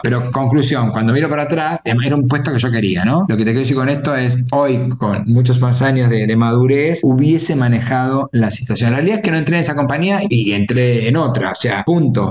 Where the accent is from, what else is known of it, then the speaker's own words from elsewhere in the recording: Argentina; nací en Argentina